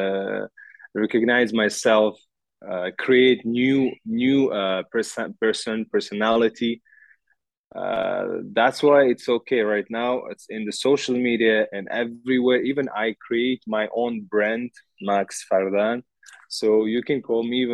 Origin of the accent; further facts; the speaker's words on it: Tashkent, Uzbekistan; English is a second language; moved away as an adult; now in Dubai, United Arab Emirates; I'm from Uzbekistan. I'm from capital, Tashkent